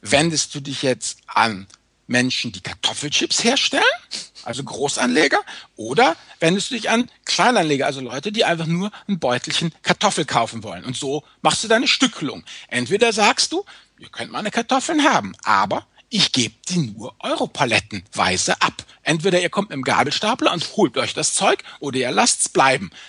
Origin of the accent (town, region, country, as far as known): Rhineland, Germany